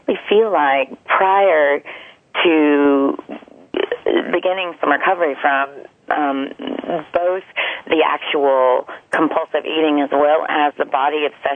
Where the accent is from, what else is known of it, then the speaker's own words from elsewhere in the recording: the South, United States; I'm from the South, and everything is deep fried, cheesed